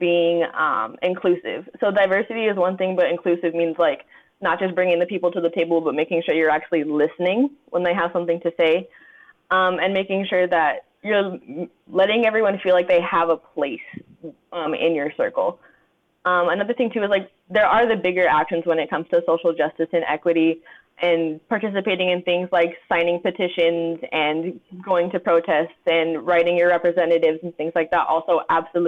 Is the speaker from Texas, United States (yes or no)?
no; Southern California, United States; moved away; also born or lived in Columbus, Ohio; I'm from Southern California